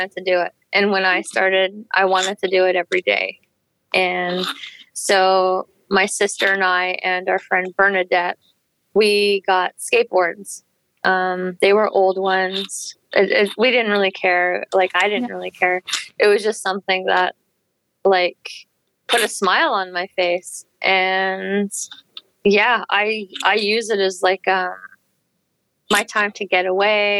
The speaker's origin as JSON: {"language": "English", "area": "Canim Lake", "region": "British Columbia", "country": "Canada", "said": "I'm from Canem Lake. We are located in the interior of BC. Our community is called Teeskin."}